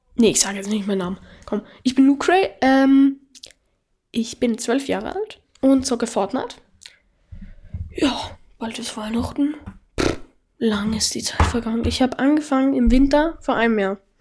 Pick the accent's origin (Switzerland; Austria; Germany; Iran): Austria; ich komme aus Österreich. Das, heißt, falls ich mal ein bisschen in Dialekt rede